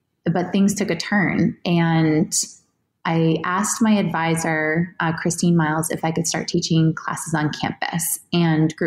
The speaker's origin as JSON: {"language": "English", "region": "New Hampshire", "country": "United States", "tie": "born or raised there", "said": "I grew up in New Hampshire"}